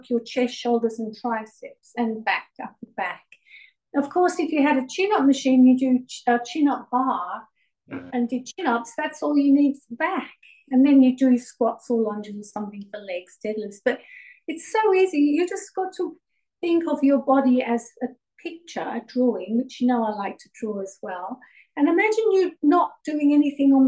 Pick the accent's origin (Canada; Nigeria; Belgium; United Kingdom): United Kingdom; England; now in Melbourne, Australia; I actually was born in England